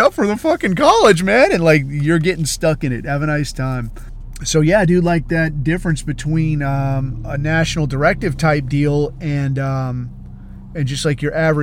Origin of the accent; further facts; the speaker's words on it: United States; I'm American